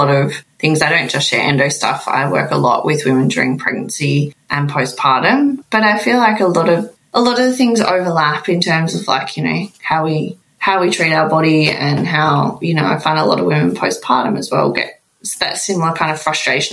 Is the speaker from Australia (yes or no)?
yes; Melbourne, Victoria, Australia; I'm from Melbourne